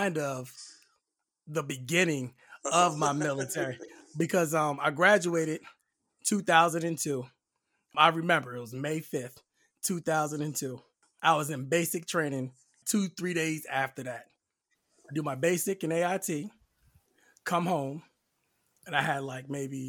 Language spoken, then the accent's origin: English; Delaware, United States; Then I switched to like a chemical unit in Delaware, my home state.